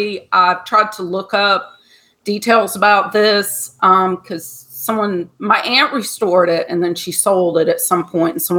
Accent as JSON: {"language": "English", "region": "Georgia", "country": "United States", "tie": "born or raised there", "said": "I grew up in Georgia"}